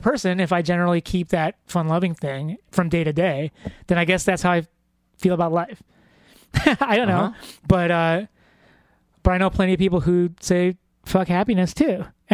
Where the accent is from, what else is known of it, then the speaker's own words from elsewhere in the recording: Philippines; if we're going to get all general and racist and stuff like totally generalistic traits of being of Filipino people is that they're fun loving.